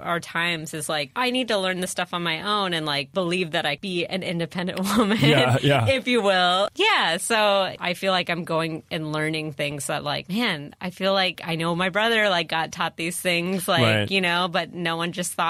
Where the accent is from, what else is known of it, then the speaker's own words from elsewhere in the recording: San Diego, California, United States; Yeah. San Diego is weird because my school was, a lot of kids had parents in the military and everything.